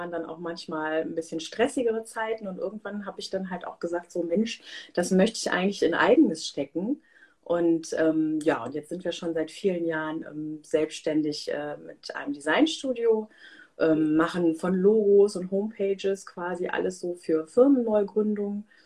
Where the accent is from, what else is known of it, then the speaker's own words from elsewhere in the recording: Germany; born there; Ich äh, bin halbe Inderin, ähm, aber hier in Deutschland geboren, ähm, wohne in der Nähe von Köln